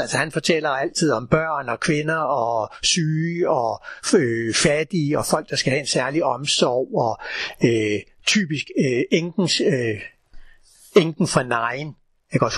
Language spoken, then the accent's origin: Danish; Copenhagen, Capital Region of Denmark, Denmark; da jeg gik i skole i København for rigtig mange år siden